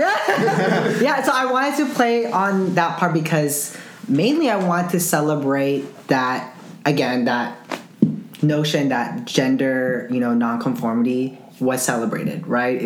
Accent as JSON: {"language": "English", "town": "Zamboanga City", "region": "Zamboanga Peninsula", "country": "Philippines", "tie": "born or raised there", "said": "my hometown, Zamboanga City"}